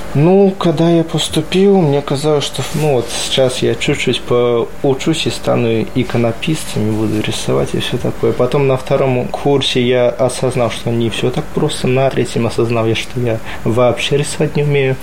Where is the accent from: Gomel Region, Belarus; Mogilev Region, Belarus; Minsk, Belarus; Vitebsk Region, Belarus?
Vitebsk Region, Belarus; Sharkawshchyna; moved away; Я из Витебской области, из Полоцкой епархии.